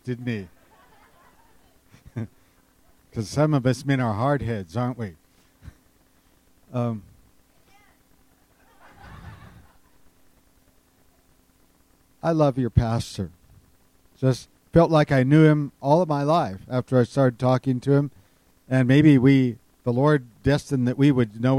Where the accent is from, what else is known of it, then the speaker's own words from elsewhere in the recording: Running Springs, California, United States; I grew up in Running Springs as a baby. And I was born and raised there.